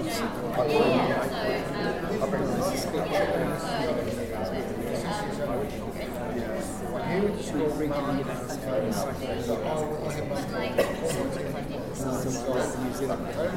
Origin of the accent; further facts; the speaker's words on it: Sydney, New South Wales, Australia; I was born, raised, lived in rural and suburban Sydney.